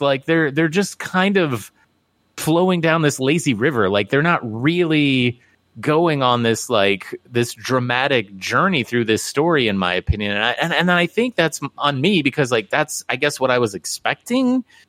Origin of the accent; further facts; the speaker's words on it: Midwest, United States; I grew up in the Midwest